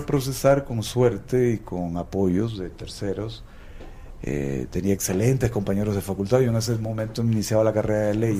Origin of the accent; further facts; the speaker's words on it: Nicaragua; todos los nicaragüenses nacemos vacunados